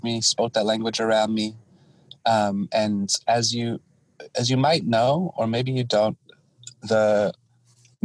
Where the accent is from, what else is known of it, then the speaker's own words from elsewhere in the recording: Washington, United States; also born or lived in Guam; I was born and raised here on Turtle Island, born on the lands of the Snohomish, raised in the Swinomish, Shwedab, and Dokobsh, where I currently live